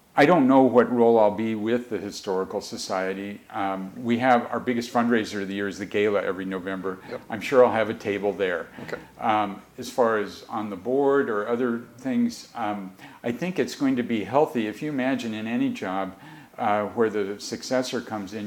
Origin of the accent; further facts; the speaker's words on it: Mercer Island, Washington, United States; I grew up on Mercer Island